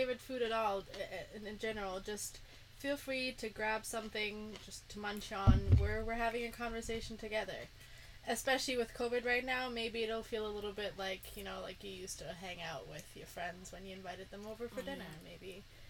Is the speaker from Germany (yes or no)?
yes; Germany; moved away; I'm German, or I'm from Germany. I speak German. I grew up there.